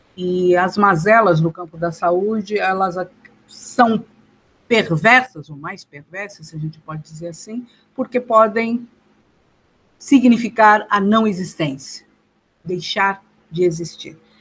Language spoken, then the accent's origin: Portuguese; São Paulo, Brazil; Eu nasci, fui nascida e criada na cidade de Dutra, Interlagos